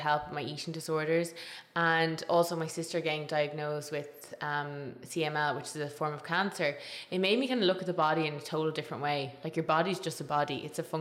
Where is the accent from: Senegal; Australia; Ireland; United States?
Ireland; Tipperary, Munster; where I grew up in Tipperary, food was the kind of center of the family